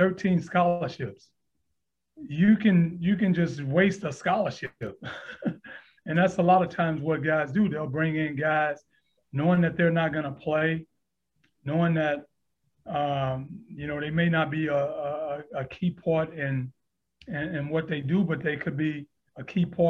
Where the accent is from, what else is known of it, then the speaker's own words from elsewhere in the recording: Houston, Texas, United States; also born or lived in Aiken, South Carolina; now in Atlanta, United States; I was born and raised in Houston, Texas, single mom